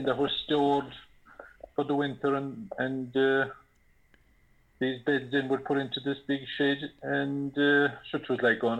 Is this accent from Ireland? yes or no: yes; Ireland; I was born and reared in Alford, a place called Killeagle, a family of seven, five boys and two girls. I being the youngest boy.